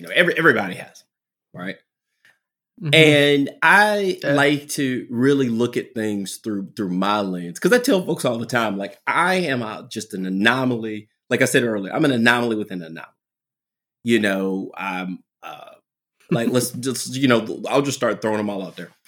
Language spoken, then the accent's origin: English; Southwest Virginia, United States; accent: country; I'm very country. You know, I'm from Southwest Virginia.